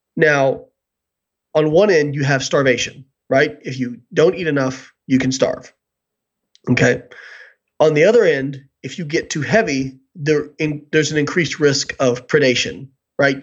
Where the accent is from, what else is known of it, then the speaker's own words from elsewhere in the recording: Evansville, Indiana, United States; moved away; I grew up in Evansville, Indiana